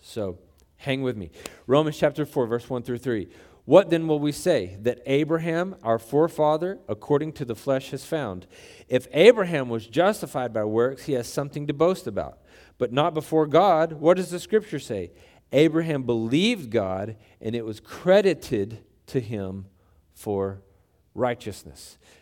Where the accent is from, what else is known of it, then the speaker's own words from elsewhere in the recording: Texas, United States; we, we grew up in Texas